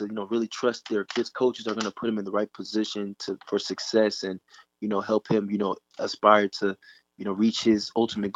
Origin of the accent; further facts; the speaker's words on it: Dallas, Texas, United States; I'm from the Dallas area.